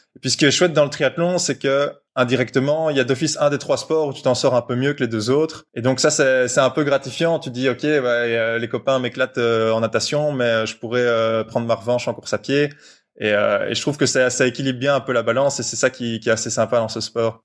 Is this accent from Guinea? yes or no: no; Brussels, Brussels-Capital Region, Belgium; Je viens de Bruxelles, j'ai toujours grandi à Bruxelles